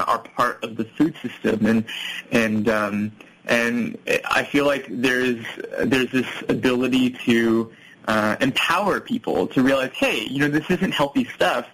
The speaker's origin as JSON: {"language": "English", "country": "United States", "tie": "born or raised there", "said": "I was growing up in America, my parents, my family, they were immigrants"}